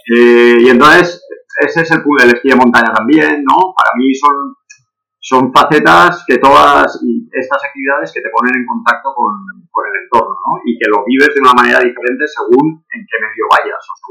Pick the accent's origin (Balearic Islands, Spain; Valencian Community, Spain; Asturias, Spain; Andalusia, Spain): Valencian Community, Spain; Valencia; moved away as an adult; also born or lived in Barcelona metropolitan area; now in Barcelona, Spain; yo soy de Valencia, aunque vivo desde hace 26 años aquí en el área metropolitana de Barcelona.